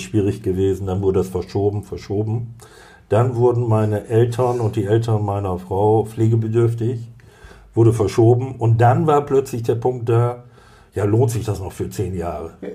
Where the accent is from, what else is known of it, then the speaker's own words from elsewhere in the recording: Cloppenburg, Lower Saxony, Germany; Ich komme aus Kloppenburg, da bin ich geboren und äh, zu 99 Prozent werde ich dort auch sterben.